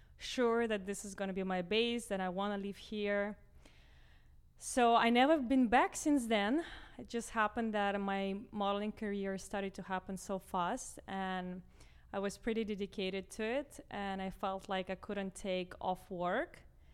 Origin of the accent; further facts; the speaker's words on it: Russia; now in Miami, United States; growing up in Russia with Russian parents